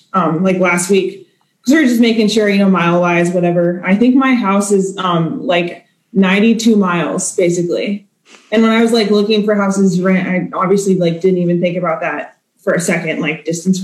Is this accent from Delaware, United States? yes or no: no; Kansas, United States; also born or lived in Iowa; now in Tennessee, United States; I am originally from Kansas, but lived in Iowa for 5 years before being here.